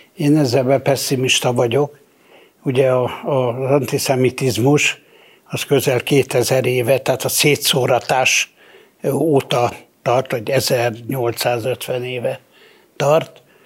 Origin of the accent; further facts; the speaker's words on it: Hungary; nekem a nem tudom én hanyadi ziglen Magyarországon, én nem, én, én, én, én magyar vagyok.